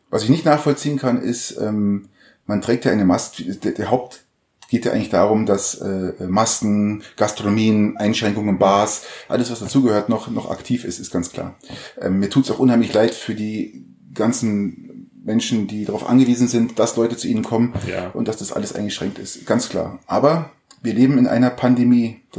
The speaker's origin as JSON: {"language": "German", "country": "Germany", "said": "bei uns in Deutschland"}